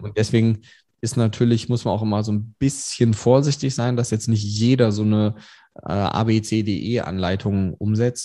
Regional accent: Germany; wir als Deutsche

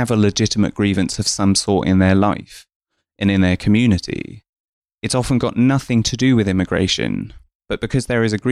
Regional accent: East of England, United Kingdom; born there; Um, so I was born in Essex um, to two migrants from India, uh, my mum and my dad.

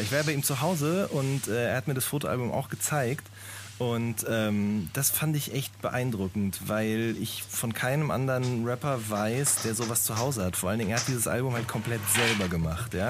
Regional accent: Hagen, North Rhine-Westphalia, Germany; ich komme aus Hagen

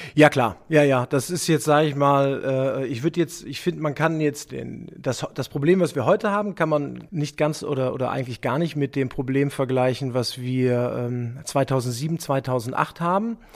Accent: Germany; als Deutscher

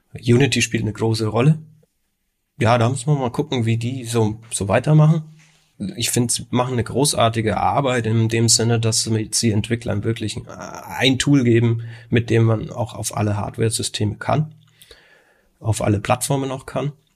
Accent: Nuremberg, Bavaria, Germany; wir kommen ja aus Nürnberg oder Umgebung

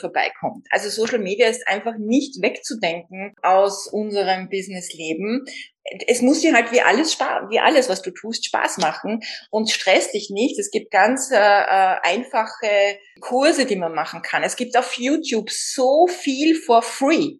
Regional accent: Vienna, Austria; bei uns in Österreich schon gar nicht und in Wien

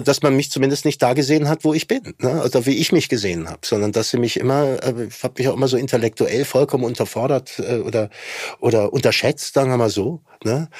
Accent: Germany; wir auch weiter tragen müssen als Deutsche

